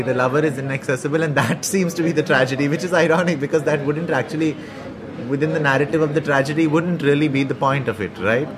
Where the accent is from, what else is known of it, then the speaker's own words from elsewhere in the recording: India; I'm often mistaken for not being Indian in a lot of European countries